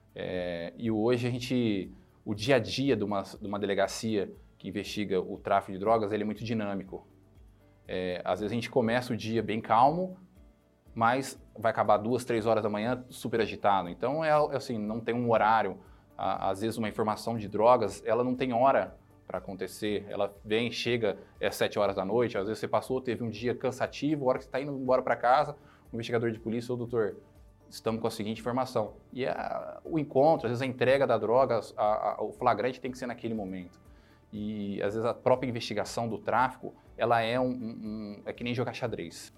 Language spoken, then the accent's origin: Portuguese; Ribeirão Preto, São Paulo, Brazil; now in Ribeirão Preto, Brazil; Depois fui para Ribeirão Preto, minha cidade é onde eu nasci, fui criado e nasci